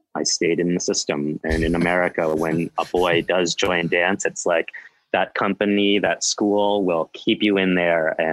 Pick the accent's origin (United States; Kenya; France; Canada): United States; Livingston, New Jersey; moved away; also born or lived in Pittsburgh; I was born and raised in New Jersey